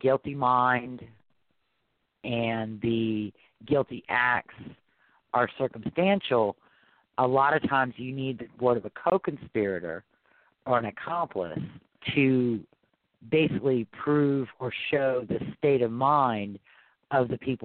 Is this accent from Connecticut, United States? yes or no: no; Louisiana, United States; also born or lived in Arkansas; I'm from Louisiana.